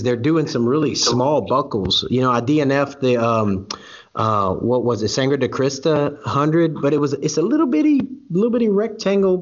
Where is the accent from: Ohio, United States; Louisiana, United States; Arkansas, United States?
Louisiana, United States; South; I'm from South Louisiana